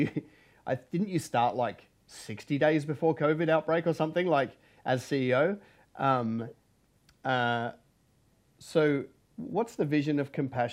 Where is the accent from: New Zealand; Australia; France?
Australia; also born or lived in London; I was born in London and I've spent most of my life in Australia